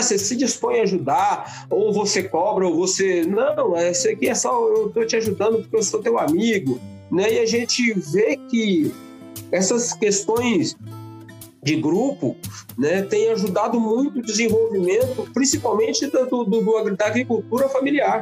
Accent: Brazil; Nós somos de um país de viés rural

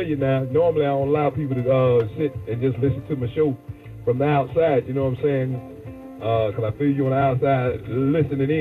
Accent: the South, United States; I'm from the South

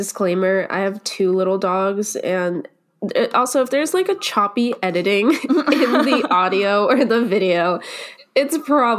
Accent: Boston, Massachusetts, United States; So I'm from Boston

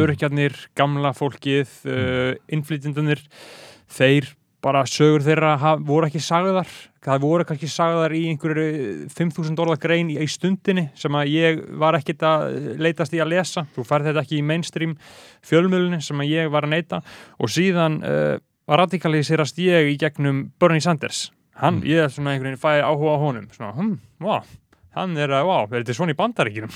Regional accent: Reykjavík, Capital Region, Iceland; ég er bara uppalinn hérna í Vesturbænum

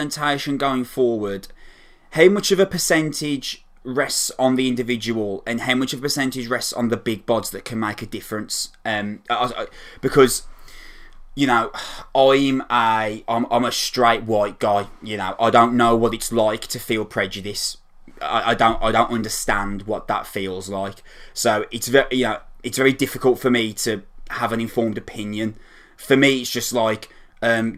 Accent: Wolverhampton, West Midlands, United Kingdom; I am a metalhead from Wolverhampton

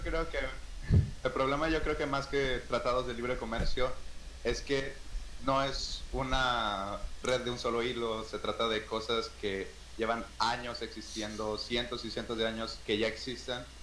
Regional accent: Mexico

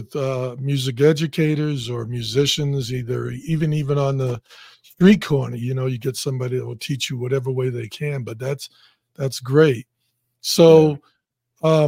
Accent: Boston, Massachusetts, United States; moved away as an adult; also born or lived in Louisiana; I was from Boston.

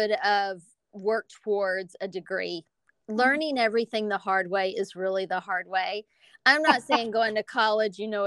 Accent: Lubbock, Texas, United States; moved away as an adult; now in New York, United States; I was raised in the South

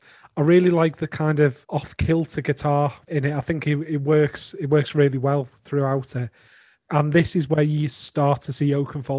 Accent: the Northwest, North West England, United Kingdom; I grew up in the Northwest

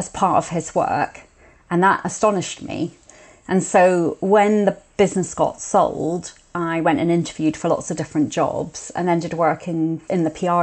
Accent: Edinburgh, Scotland, United Kingdom; I grew up in Edinburgh.

